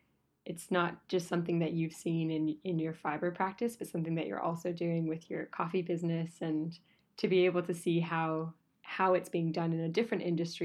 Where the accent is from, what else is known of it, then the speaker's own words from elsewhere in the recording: United States; moved away; as an American abroad